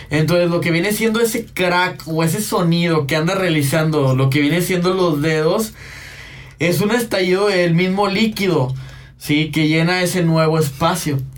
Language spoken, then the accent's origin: Spanish; Monterrey, Nuevo León, Mexico; Yo soy, yo soy 100% regio. Yo nací aquí en Monterrey. ¿Y Mi, mi papá es de Guadalajara. Mi papá sí es este de Guadalajara. Mi mamá también es aquí, es regia, 100% regia.